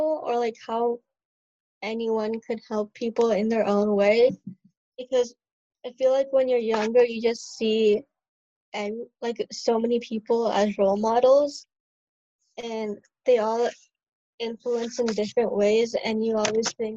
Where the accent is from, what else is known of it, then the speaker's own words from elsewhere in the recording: Omaha, Nebraska, United States; moved away as an adult; also born or lived in India / Michigan; now in Chicago, United States; the longest state that I've lived is like in Nebraska